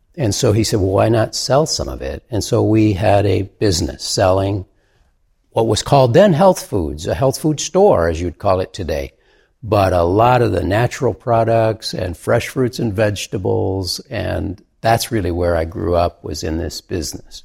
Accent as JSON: {"language": "English", "region": "Michigan", "country": "United States", "tie": "born or raised there", "said": "in Michigan, my home state"}